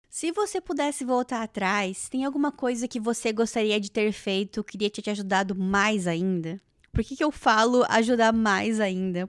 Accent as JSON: {"language": "Portuguese", "town": "Joinville", "region": "Santa Catarina", "country": "Brazil", "moved": "yes", "lives_now": "Canada", "said": "lá da minha cidade, de Joinville"}